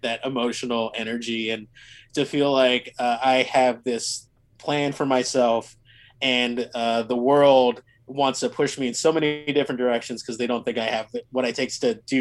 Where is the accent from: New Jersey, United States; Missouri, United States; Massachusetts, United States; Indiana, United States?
New Jersey, United States; Cherry Hill; moved away as an adult; also born or lived in Philadelphia, Pennsylvania; now in New York, United States; I grew up in Cherry Hill, New Jersey. So a suburb in South Jersey, not too far from Philadelphia